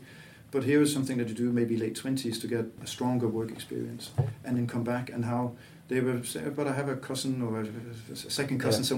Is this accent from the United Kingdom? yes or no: no; Aarhus, Central Denmark Region, Denmark; English is a second language; moved away as an adult; also born or lived in Copenhagen / Latvia; but I'm not from Copenhagen. I'm a kid from Aarhus, but worked as well in Copenhagen.